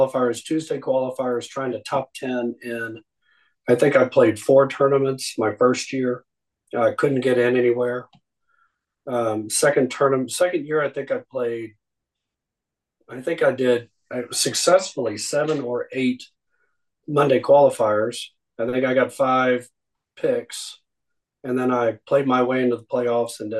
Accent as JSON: {"language": "English", "town": "Abilene", "region": "Texas", "country": "United States", "tie": "born or raised there", "also_born_or_lived": "Dallas, Texas", "said": "I grew up in Abilene before we moved back to Dallas"}